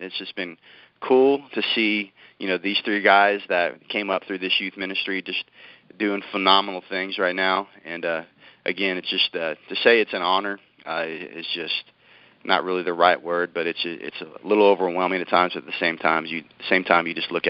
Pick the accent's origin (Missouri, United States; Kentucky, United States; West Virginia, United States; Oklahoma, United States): Oklahoma, United States; Lawton; I'm the youth pastor in Lawton, Oklahoma. Lawton is my my hometown. I've been here as the youth pastor just be a decade this past July.